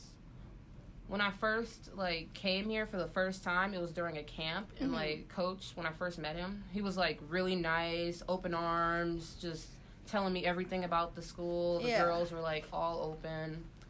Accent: Euclid, Ohio, United States; moved away; I'm from Euclid, Ohio. So, it's right by Cleveland.

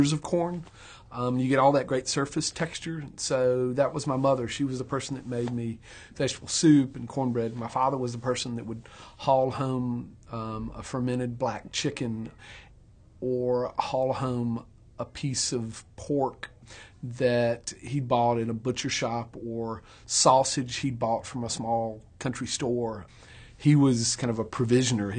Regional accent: Clinton, Georgia, United States; I grew up in Clinton, Georgia, which is about 12 miles north of Macon.

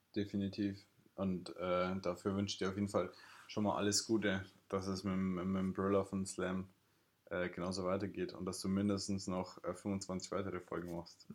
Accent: Ingolstadt, Bavaria, Germany; now in Lisbon, Portugal; woher kommst du? Und dann sage ich ja Ingolstadt

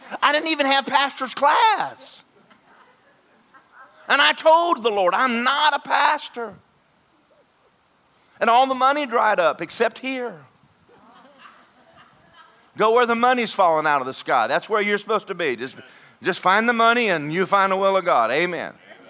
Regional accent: Georgia, United States; now in Florida, United States; I am from Georgia.

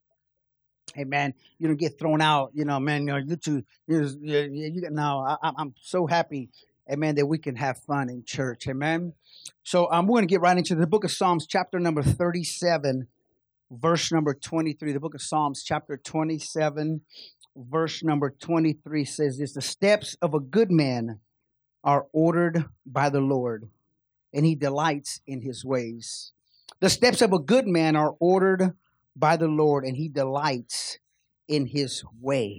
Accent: Kansas City, United States; We're from Kansas City

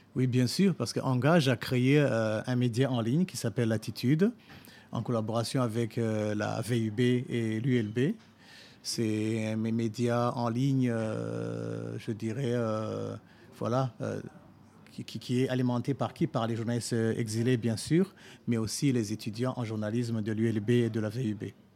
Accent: Burundi; moved away as an adult

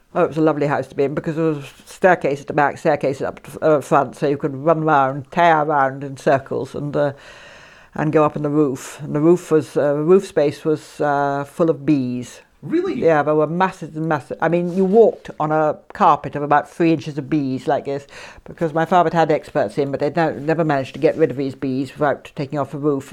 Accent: Isle of Mull, Scotland, United Kingdom; also born or lived in Aberdeen / Italy; I'm more or less born on the island

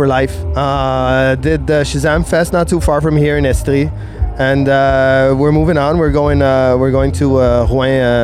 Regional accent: Jamaica; moved away as an adult; also born or lived in Quebec, Canada; now in Montreal, Canada; I was born here in Quebec, and I moved down to Jamaica when I was 3 years old.

